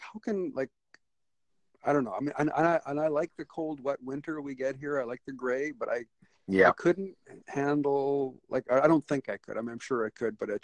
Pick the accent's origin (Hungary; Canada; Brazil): Canada; Comox Valley, British Columbia; I grew up here. I was lucky enough to be born and raised in the Comox Valley. I've lived most of my life here